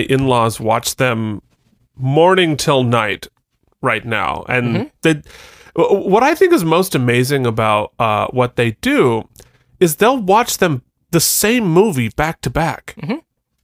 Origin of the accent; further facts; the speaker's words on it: Vermont, United States; now in Astoria, United States; I'm from Vermont